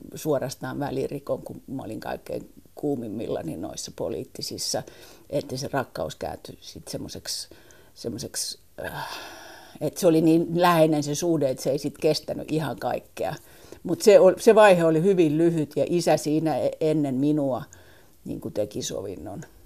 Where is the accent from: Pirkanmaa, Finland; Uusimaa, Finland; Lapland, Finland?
Uusimaa, Finland; Helsinki; also born or lived in Oxford, England; Helsinki on mun kotikaupunki Mä olen syntynyt Helsingissä, kasvanut Helsingissä